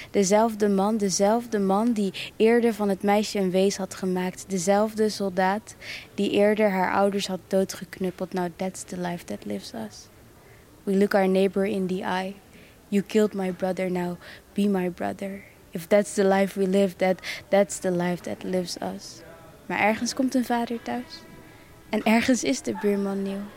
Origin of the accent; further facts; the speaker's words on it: Rwanda; op de basisschool wist van ja, ik kom uit Rwanda. En je weet ook dat je Rwandees bent. En je weet ook dat je, dat je Kinyarwanda spreekt, et cetera.